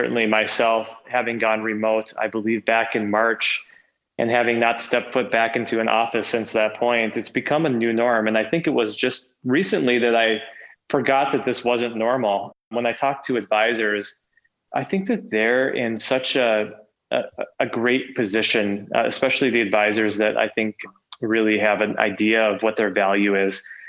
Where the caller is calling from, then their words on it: Minneapolis, Minnesota, United States; I am calling in from sunny Minneapolis today.